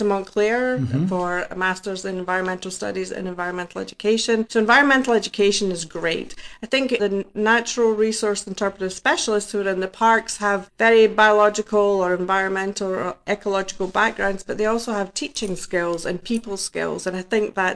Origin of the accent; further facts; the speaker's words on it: Scotland, United Kingdom; now in New Jersey, United States; I am from Scotland